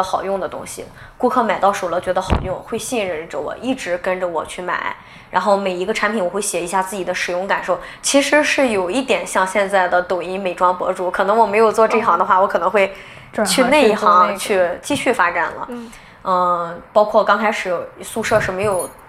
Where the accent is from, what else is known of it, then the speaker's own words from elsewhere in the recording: Qingdao, Shandong, China; 我是青岛人，然后我们家就是黄岛的，然后也在青岛上的大学，所以就毕业了以后也是比较喜欢自己的城市，就留在青岛了。